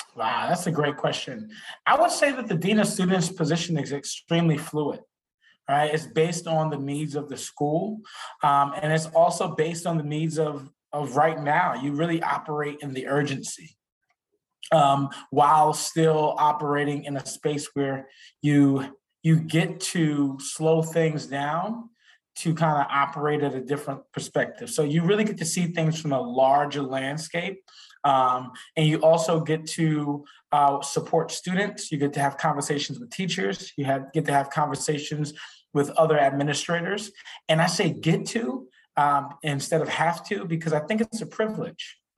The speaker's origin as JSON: {"language": "English", "town": "New York City", "region": "New York", "country": "United States", "moved": "yes", "said": "I'm originally from Brooklyn, New York"}